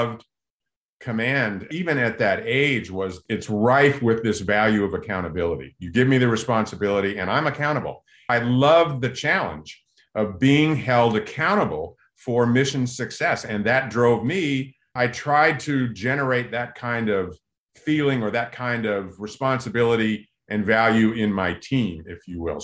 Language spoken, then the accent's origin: English; Southern California, United States; growing up in Southern California